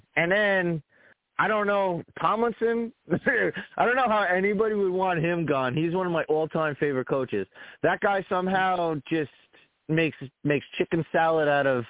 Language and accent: English; New York, United States; I'm from New York